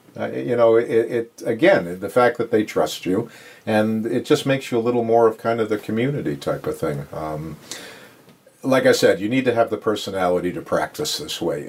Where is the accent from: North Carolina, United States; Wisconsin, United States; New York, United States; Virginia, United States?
New York, United States; Long Island; moved away as an adult; also born or lived in Brooklyn, New York; now in Belmont, United States; raised on Long Island